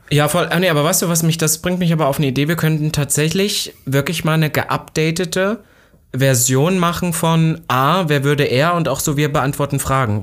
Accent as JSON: {"language": "German", "region": "Saxony-Anhalt", "country": "Germany", "said": "bei uns in Sachsen-Anhalt"}